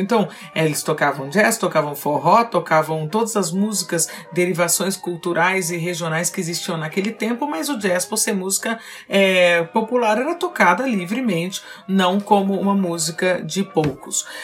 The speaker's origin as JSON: {"language": "Portuguese", "country": "Brazil", "said": "nós somos como brasileiros"}